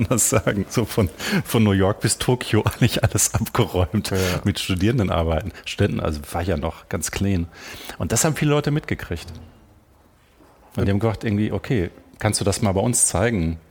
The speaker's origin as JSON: {"language": "German", "country": "Germany", "also_born_or_lived": "Vienna, Austria", "moved": "as an adult", "said": "ich kam ja als, als, als Piefke nach Österreich, nach mhm. Wien"}